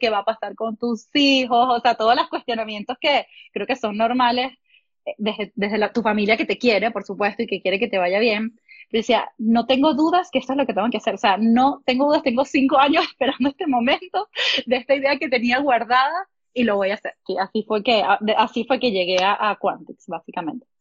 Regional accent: Venezuela; moved away as an adult; also born or lived in Oklahoma; yo de Venezuela

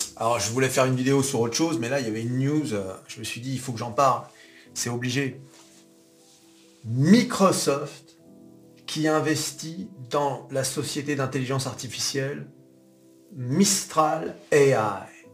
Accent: France; on est français

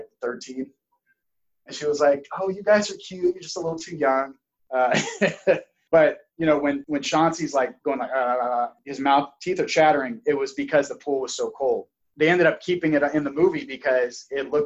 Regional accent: Auburn, California, United States; I was born in Auburn, California

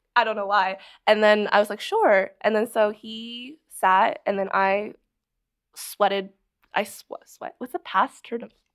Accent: Barrie, Ontario, Canada; also born or lived in Scarborough, Toronto; I lived in Scarborough until I was, like, two, and then we moved to Barrie, Ontario, because we could actually afford to buy a house there

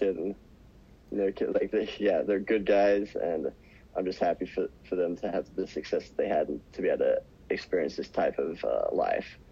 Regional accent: Australia; moved away as an adult; I grew up watching in Australia

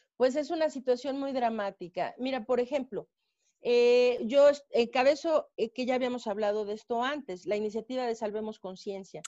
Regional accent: Mexico; nuestro país, en México

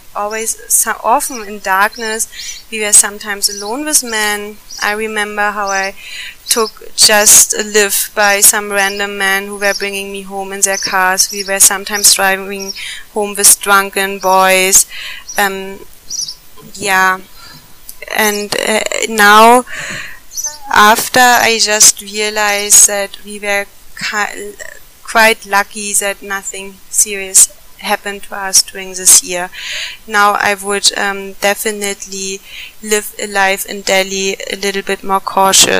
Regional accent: Germany; moved away as an adult; now in India

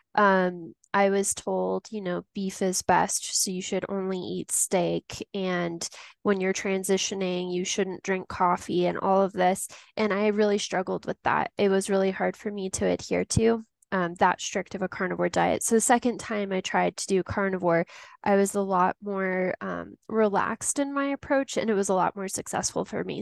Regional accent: Tucson, Arizona, United States; now in Denver, United States; growing up in Tucson, Arizona. Since then, I've made my way over to Denver, Colorado

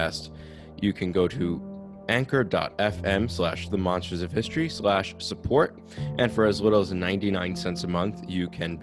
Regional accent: New Jersey, United States; I'm from New Jersey

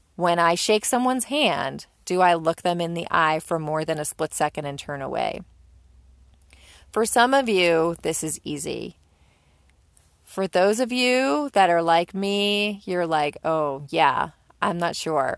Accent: Northeast, United States; even if you're a Yankee like I am, you're born and raised in the Northeast

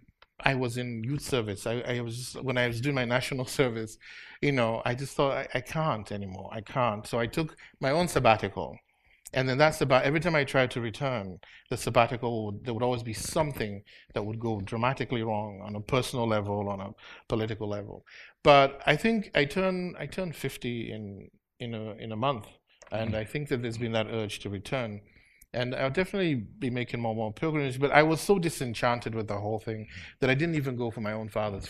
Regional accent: Afikpo, Nigeria; moved away as an adult; also born or lived in Los Angeles / Chicago; now in United States; a small town, Afiko, is right by the Cross River, mm-hmm, and we're 17 miles from Cameroon

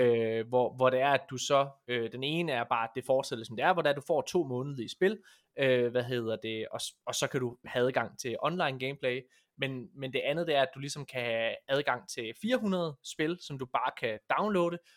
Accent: West Jutland, Central Denmark Region, Denmark; jeg er vestjyde

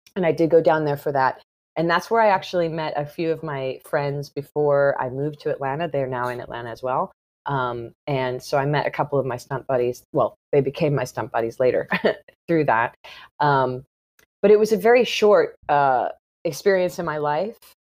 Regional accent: south of St. Louis, Missouri, United States; I grew up in the Midwest

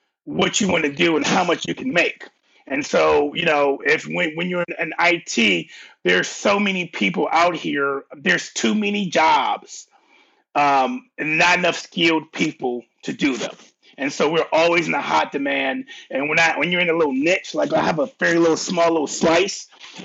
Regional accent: Cleveland, Ohio, United States; also born or lived in Columbus, Ohio; I'm from Cleveland. I'm from Cleveland. Moved to Columbus when I was like 11, fifth grade.

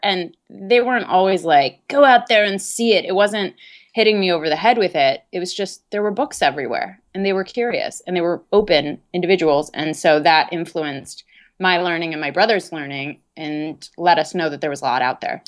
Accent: Dayton, Ohio, United States; I am originally from Dayton, Ohio. And growing up there

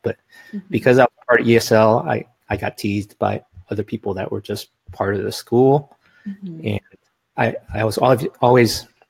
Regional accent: United States; they find out that I grew up in America and my Mandarin is pretty bad

